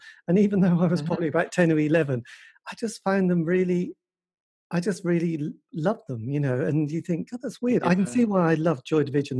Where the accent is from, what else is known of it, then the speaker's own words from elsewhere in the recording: East Anglia, East of England, United Kingdom; I sort of come from the countryside, the pastoral delights that is kind of East Anglia, you know, Norfolk, Suffolk area.